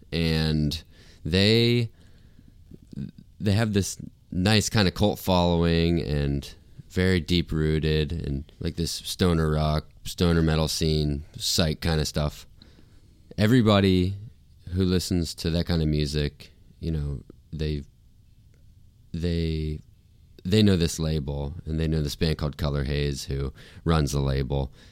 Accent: St. Augustine, Florida, United States; moved away as an adult; also born or lived in Nashville; in my hometown, we had one venue where touring bands played, um, and it was called Cafe Eleven

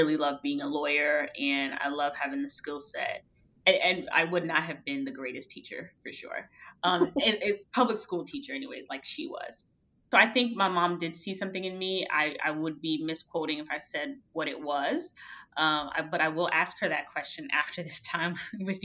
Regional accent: Miami, Florida, United States; I grew up in Miami, Florida

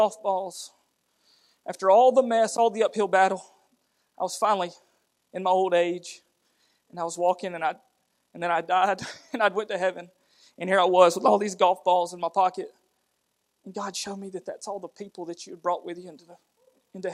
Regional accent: United States; accent: redneck; we're as redneck as you get. You know, we're from Blount County

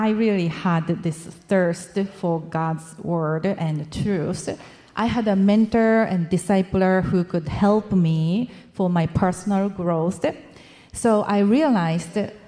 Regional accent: Japan; I'm from Japan.

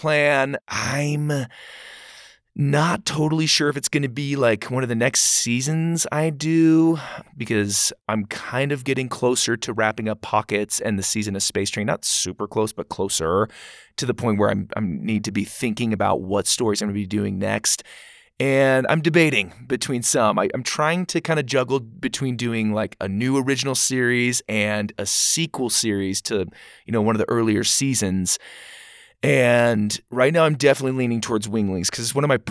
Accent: Gilbert, Arizona, United States; I'm from Gilbert, close to Phoenix

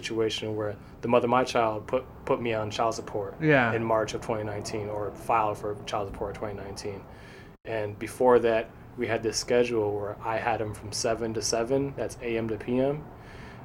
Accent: Grand Rapids, Michigan, United States; moved away; also born or lived in Florida; what I'm doing in my hometown, staying at Matt and Caroline's Airbnb

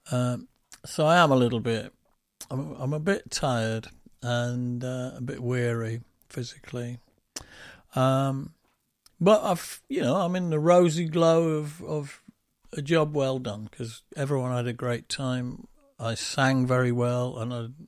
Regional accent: Doncaster, Yorkshire and the Humber, United Kingdom; accent: northern; used to have from growing up in Donny has has faded away

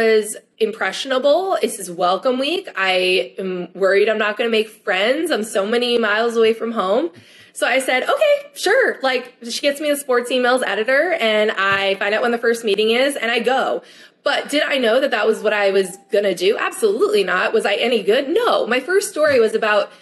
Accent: 20 minutes from Rutgers, New Jersey, United States; moved away; also born or lived in Michigan; I was 20 minutes from Rutgers.

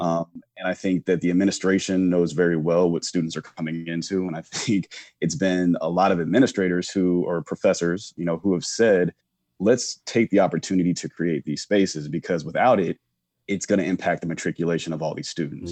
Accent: Charlotte, North Carolina, United States; moved away as an adult; also born or lived in Chapel Hill, North Carolina / Washington, D.C.; originally from Charlotte, North Carolina, so born and raised in the South.

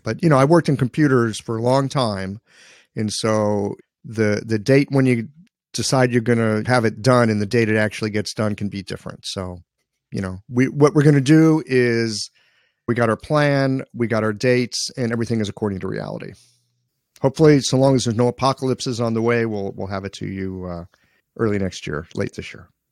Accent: St. Louis, Missouri, United States; moved away as an adult; also born or lived in Seattle / Asia / Beijing; I grew up in Saint Louis, Missouri

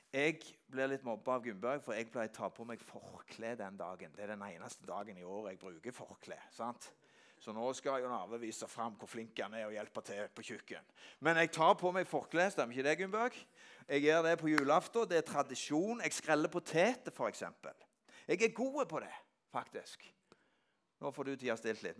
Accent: Norway; Jeg er vokst opp på Gandalen, og hjemme i Øykjerbakken, der jeg er vokst opp

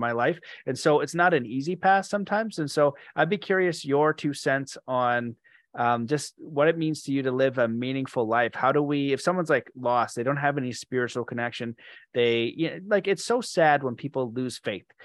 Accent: Canada; I'm Canadian

